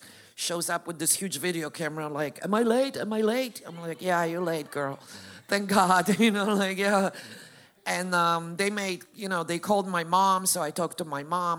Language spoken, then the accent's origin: English; Poland; moved away; I'm from Poland. I grew up Catholic.